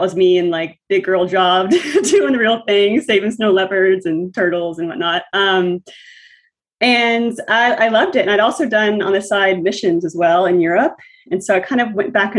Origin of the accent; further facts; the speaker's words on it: Nashville, Tennessee, United States; moved away as an adult; now in New Haven, United States; I'm from Nashville, Tennessee, currently in New Haven, Connecticut.